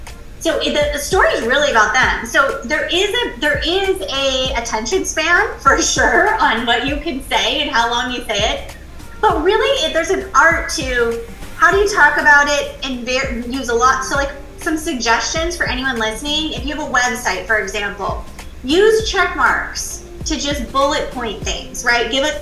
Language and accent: English; California, United States; I came from California. I now live in the Carolinas